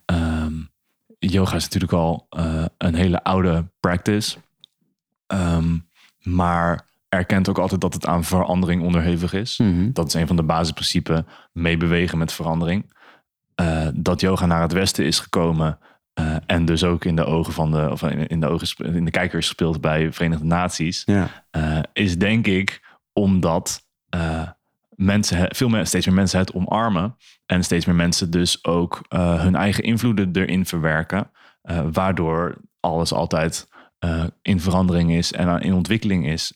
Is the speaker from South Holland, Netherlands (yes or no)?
no; Emmeloord, Flevoland, Netherlands; moved away as an adult; now in Zwolle, Netherlands; ik ben opgegroeid in Emmeloord